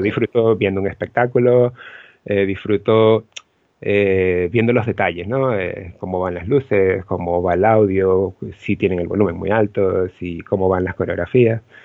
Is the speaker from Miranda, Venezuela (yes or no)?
yes; Los Teques, Miranda, Venezuela; moved away as an adult; also born or lived in Caracas, Venezuela; now in Barcelona, Spain; yo soy de Los Teques. Ok. Eh, específicamente de una zona que se llama La Macarena